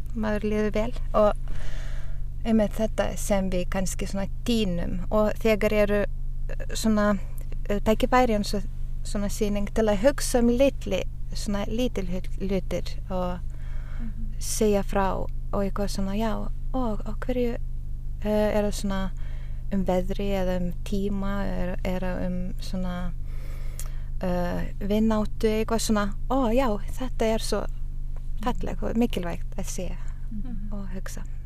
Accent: Utena, Lithuania; now in Ísafjörður, Iceland; Ég er frá Litáin

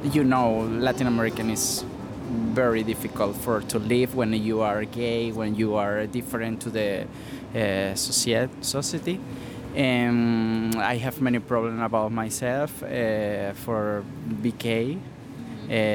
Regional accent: Venezuela; Icelandic is a second language; moved away as an adult; also born or lived in Argentina; now in Iceland; ég kem frá Venezuela

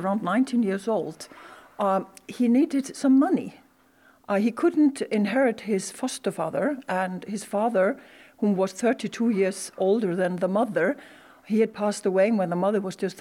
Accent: Iceland; I could say full-blood Icelandic

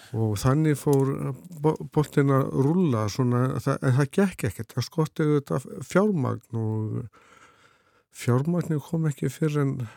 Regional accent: Litla-Sandvík, Flói, Southern Region, Iceland; ég er frá Littlursandík í Flóa og, Einmitt, og það rólst ég upp

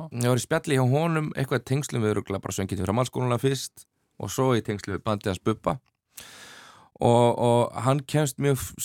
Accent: Dalvík, Northeastern Region, Iceland; moved away; ég er þarna indislegt eh, að, að fá að alast upp á Dalvik

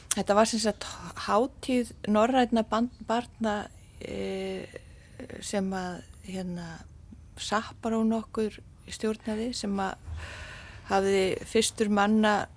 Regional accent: Iceland; also born or lived in Canada; ég er Íslendingur

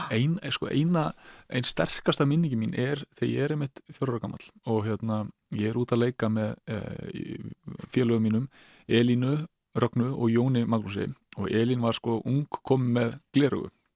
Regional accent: Mosfellsbær, Capital Region, Iceland; also born or lived in Reykjavík; við flytjum hann upp í Mórsfjörnsveit eh, þar sem að mamma mín tekur síðan sama við eh, Helga Sigursson dýralagni og þar í rauninni slíti ég restina af batskónum

